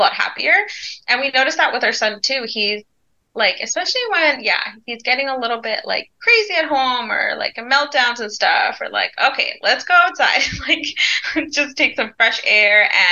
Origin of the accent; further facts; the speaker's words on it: Ontario, Canada; moved away; we were born in Ontario